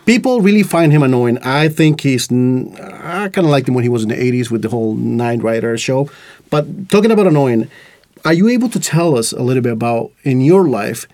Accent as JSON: {"language": "English", "country": "Costa Rica", "tie": "born or raised there", "second_language": "English", "moved": "yes", "lives_now": "Estonia", "said": "growing up in Costa Rica, for example, uh, I didn't learn English until I was like uh, late my late teens"}